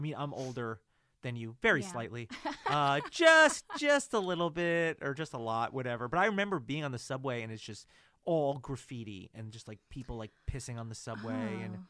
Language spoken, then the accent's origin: English; Hackensack, New Jersey, United States; I'm born in North New Jersey, and I grew up outside of the city, like an hour outside of the city.